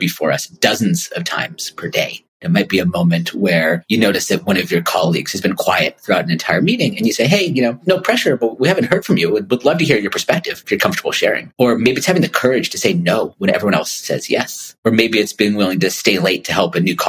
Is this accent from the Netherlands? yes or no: no; California, United States; also born or lived in Stockholm; I've never been colder in my life as a Californian